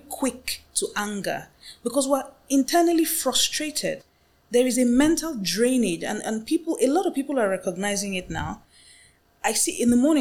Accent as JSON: {"language": "English", "country": "Nigeria"}